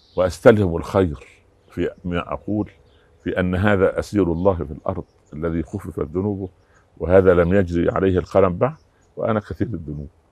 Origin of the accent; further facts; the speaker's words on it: Egypt; عندنا في مصر